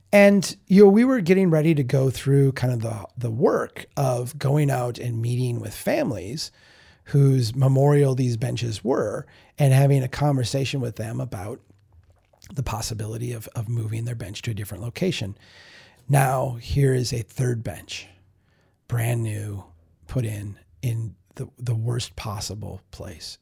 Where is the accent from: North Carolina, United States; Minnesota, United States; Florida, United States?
Minnesota, United States; Brainerd; Brainerd, my hometown